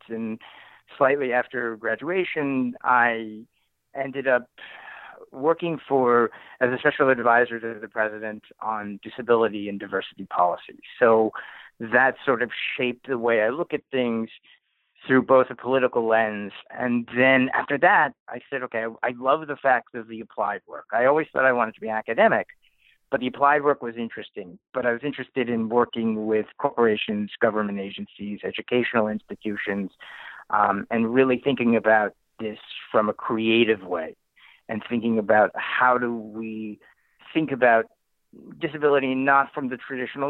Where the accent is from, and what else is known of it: New Haven, Connecticut, United States; born or raised there